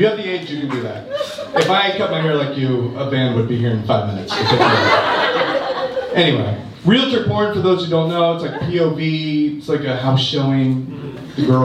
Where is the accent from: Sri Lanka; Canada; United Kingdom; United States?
United States; Ohio; I'm from Ohio